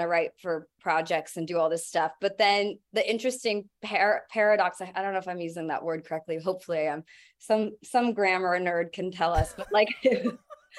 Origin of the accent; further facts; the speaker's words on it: San Diego, California, United States; I grew up in San Diego